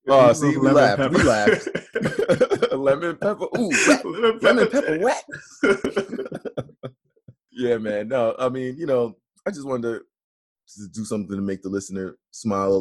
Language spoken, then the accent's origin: English; New York, United States; I'm from New York. We've been on lockdown for a while now. I'm here right now in Brooklyn